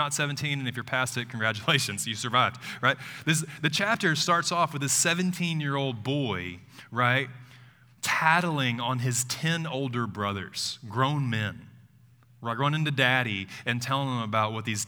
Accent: Tuscaloosa, Alabama, United States; moved away; Moving back to Tuscaloosa, I grew up here, it's my hometown.

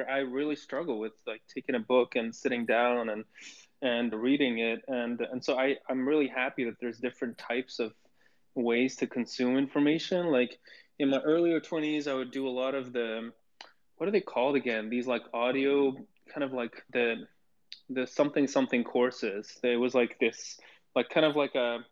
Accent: Bruges, Flanders, Belgium; I grew up in Bruges and, like, you know, in Belgium

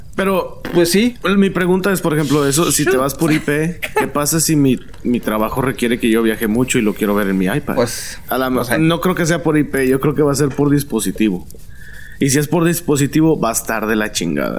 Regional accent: Monterrey, Nuevo León, Mexico

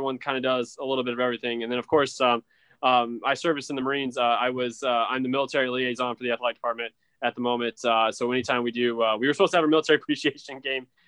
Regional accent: Elkhart, Indiana, United States; now in Missouri, United States; I'm originally a Northern Indiana native

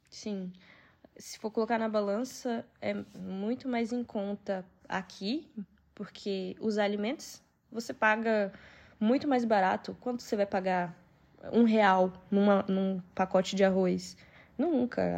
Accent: São Paulo, Brazil; moved away as an adult; now in Queluz, Portugal; A gente é de São Paulo

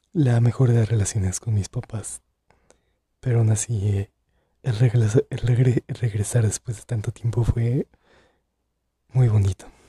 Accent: Santa Cruz de Juventino Rosas, Guanajuato, Mexico; Soy de Guanajuato, más específicamente de Santa Cruz de Juventino Rosas

